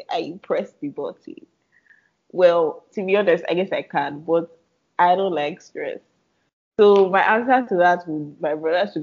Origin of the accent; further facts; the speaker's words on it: Nigeria; I'm Nigerian, right? And growing up Nigerian